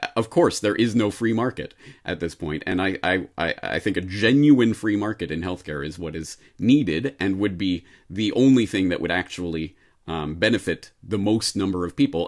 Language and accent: English; Canada; now in Japan; a Canadian in Japan